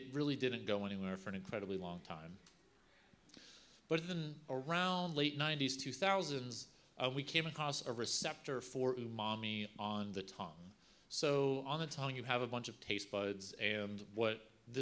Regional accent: Virginia, United States; I'm from Virginia. We love cured ham there.

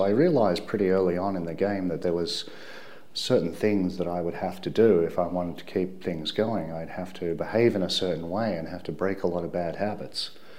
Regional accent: Melbourne, Victoria, Australia; moved away as an adult; now in South Korea; I'm from Melbourne, Australia.

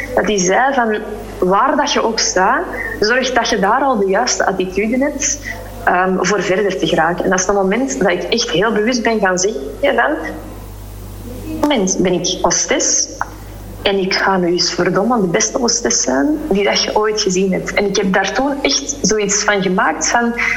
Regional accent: Flanders, Belgium; moved away as an adult; also born or lived in Spain; wij als Vlamingen

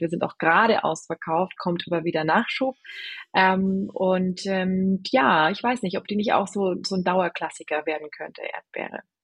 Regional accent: Germany; also born or lived in London; bin Deutsche

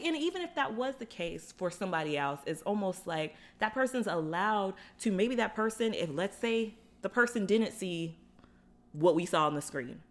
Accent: Florida, United States; growing up in Florida

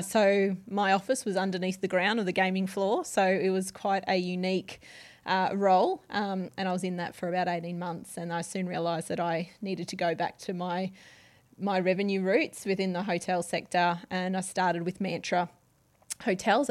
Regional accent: Gold Coast, Queensland, Australia; also born or lived in Brisbane; I was born in Brisbane, but I've always lived on the Gold

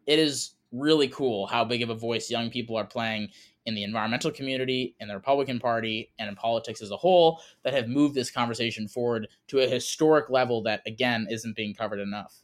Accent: Wisconsin, United States; moved away as an adult; now in Seattle, United States; also a proud cheesehead

